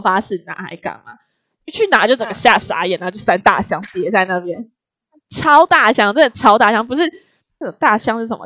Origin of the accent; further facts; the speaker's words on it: Taiwan; accent: Taiwanese; 我们是台湾来的，因为我们口音就是不一样